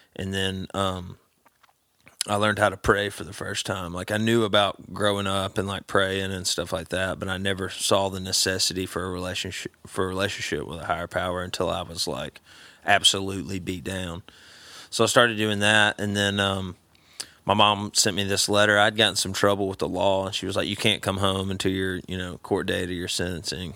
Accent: Vestavia Hills, Alabama, United States; moved away as an adult; now in Nashville, United States; I grew up in a town called Vestavia.

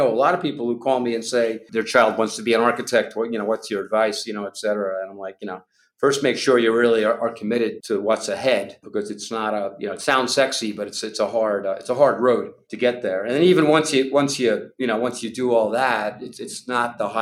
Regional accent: Long Island, New York, United States; I was growing up on Long Island in my neighborhood

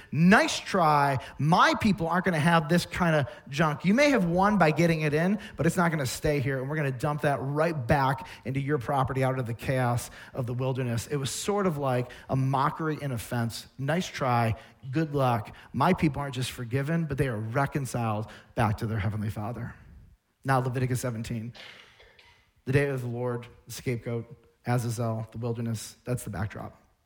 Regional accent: United States; I'm an American. I live in this place, this culture

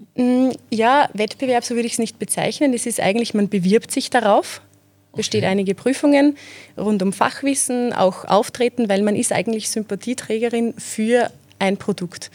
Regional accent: Zeillern, Lower Austria, Austria; accent: Mostviertel; Ich bin aus Zeilan im Bezirk Amstetten

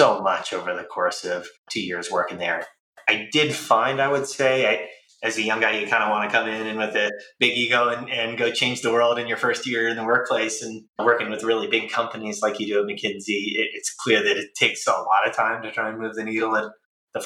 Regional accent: San Francisco Bay Area, California, United States; I'm from the San Francisco Bay Area and kind of moved up and down the peninsula a few times

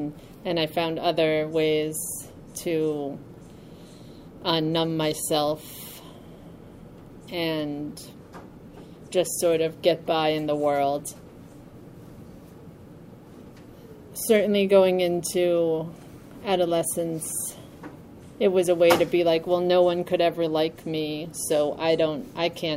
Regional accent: New York, United States; I'm from New York

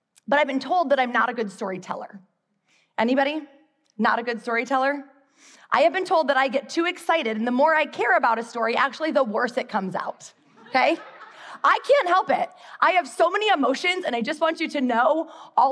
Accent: Midwest, United States; moved away as an adult; now in Charlotte, United States; I grew up in the Midwest, and then I moved to Charlotte in 2004 to teach kindergarten.

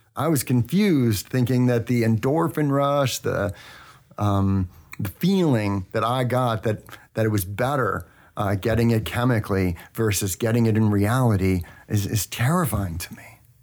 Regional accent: Manhasset, New York, United States; I was born in North Shore Hospital in Manhasset, New York

